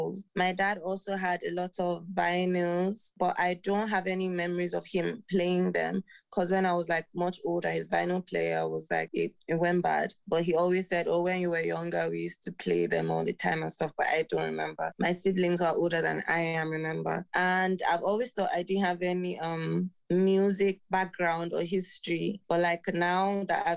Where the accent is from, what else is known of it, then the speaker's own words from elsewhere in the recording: Jos, Plateau, Nigeria; I loved growing up in Jos.